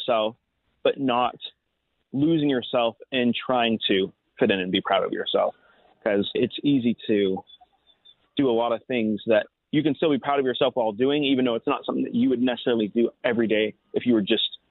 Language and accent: English; Utah, United States; my culture is Utah